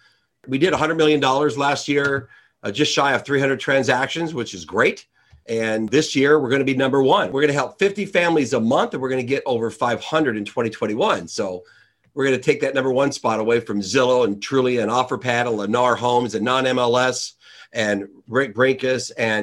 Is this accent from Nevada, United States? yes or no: yes; Las Vegas, Nevada, United States; I'm from Las Vegas, Nevada. … the real estate guy.